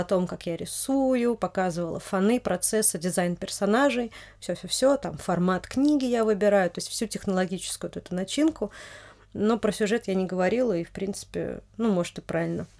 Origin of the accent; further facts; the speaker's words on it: Noginsk, Moscow Oblast, Russia; я родилась в Нодинске, это московская область